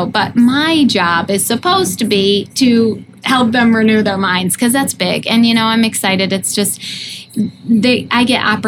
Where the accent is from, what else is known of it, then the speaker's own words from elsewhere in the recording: upstate New York, United States; moved away; I'm able to minister to people from my hometown in upstate New York